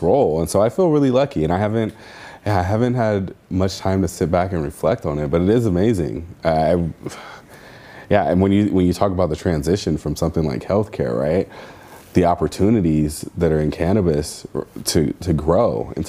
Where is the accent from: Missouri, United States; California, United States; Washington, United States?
California, United States; Santa Monica; I grew up in Santa Monica